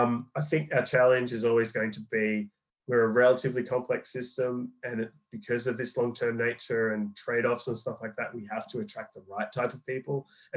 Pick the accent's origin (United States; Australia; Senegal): Australia; now in London, United Kingdom; I'm Australian. But I've been in London and for about 8-9 years now.